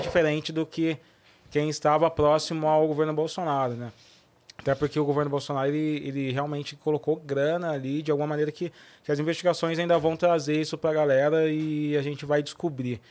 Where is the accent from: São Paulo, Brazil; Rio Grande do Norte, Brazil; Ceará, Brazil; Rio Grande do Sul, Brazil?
São Paulo, Brazil; Cruzeiro; moved away; lá na minha cidade, lá em Cruzeiro